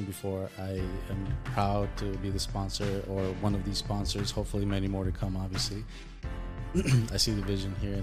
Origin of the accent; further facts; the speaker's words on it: El Salvador; now in United States; I am a foreign-born national. I am from El Salvador. I'm mixed with German. I basically have been in the U.S. for about 25 years now